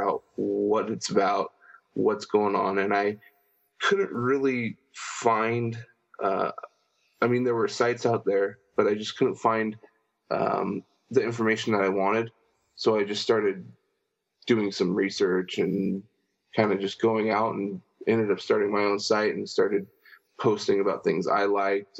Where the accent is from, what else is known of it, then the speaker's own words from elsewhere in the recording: San Diego, California, United States; been born and raised in San Diego, California my whole life